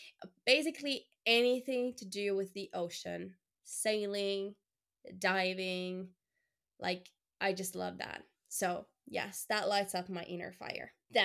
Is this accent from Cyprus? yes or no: no; Luxembourg; born there; first language French; English is a second language; Just a funny fact, I was born in Luxembourg. So the first language I ever heard was French. And then of course I was raised by Finnish family. So that became the second language.